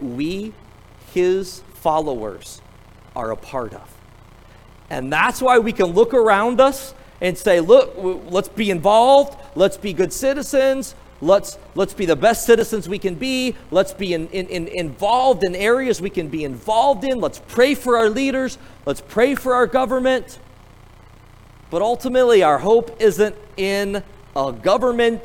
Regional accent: United States; as an American

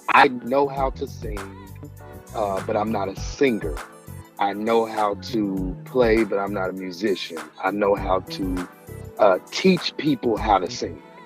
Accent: Indianapolis, Indiana, United States; moved away as an adult; now in Houston, United States; I'm originally from Indianapolis, of course, and I moved to Houston, Texas about uh, a year and a half ago

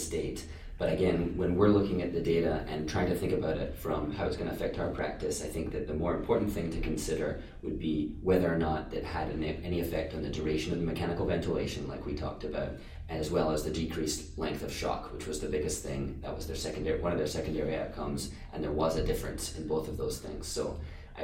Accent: Scotland, United Kingdom; moved away as an adult; now in Maine, United States; So I grew up in Scotland and moved to the U.S. a little while ago for undergrad and have stayed around for med school

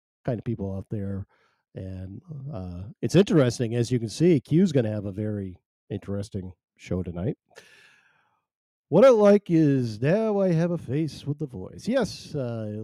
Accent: Maine, United States; I am not Canadian. I'm not Canadian. I'm from Maine. I'm from Maine, though

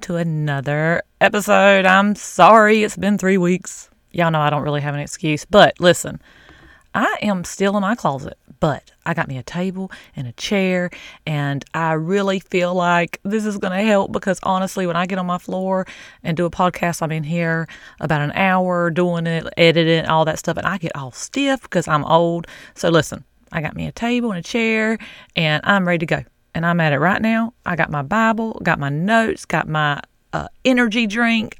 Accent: the South, United States; I'm from the South

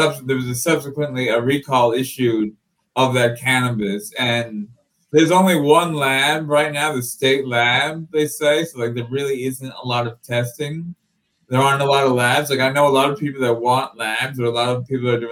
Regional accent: near Highland Park, New Jersey, United States; Highland Park is near my hometown

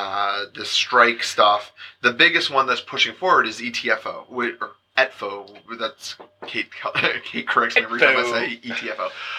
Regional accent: London, Ontario, Canada; now in Ottawa, Canada; I grew up in London

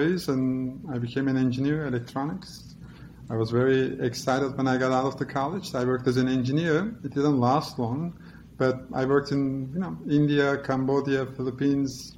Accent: Istanbul, Turkey; accent: Turkish; moved away as an adult; now in New York, United States; The accent is Turkish. That's where I was born, and I grew up in Istanbul. And I moved to US 5 years ago.

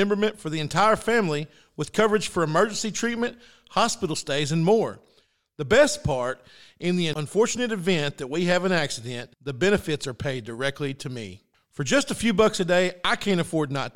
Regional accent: Mineral Springs, Arkansas, United States; now in Greenbrier, United States; I'm from Mineral Springs, and so I'm a big, huge Mineral Springs fan still, even though I live in Greenbrier

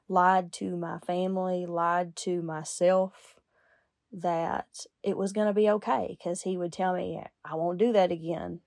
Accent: United States; I grew up in Lincoln County

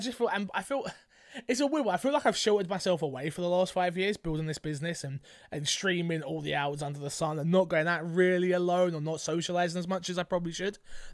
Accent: London, United Kingdom; I'm from London.

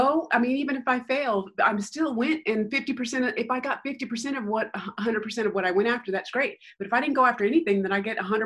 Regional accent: Denver, Colorado, United States; moved away as an adult; also born or lived in Aurora, Colorado / Littleton, Colorado; now in California, United States; I am from Denver, Colorado. And so we lived in Aurora. We lived in Littleton when I was a kid.

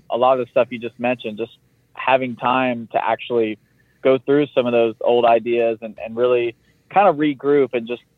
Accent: the South, United States; I am from the South

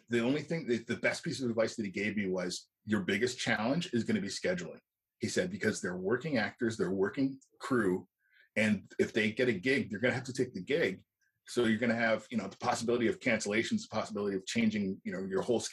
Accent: Canada; I'm Canadian

